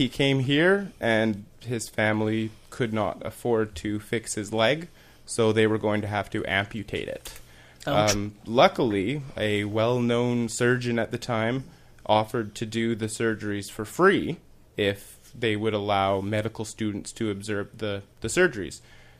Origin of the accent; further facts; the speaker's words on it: Saskatchewan, Canada; moved away; I'm actually originally from Saskatchewan